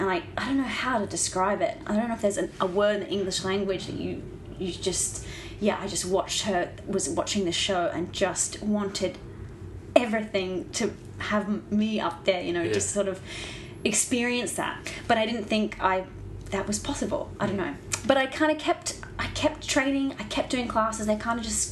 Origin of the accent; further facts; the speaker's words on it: Brisbane, Queensland, Australia; moved away as an adult; also born or lived in Ballarat; growing up in Brisbane and Queensland